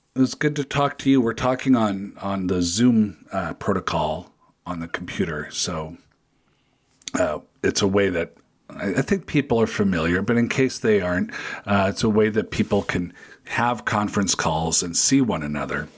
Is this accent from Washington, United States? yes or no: yes; Federal Way, Washington, United States; my hometown of Federal Way, Washington, just south of Seattle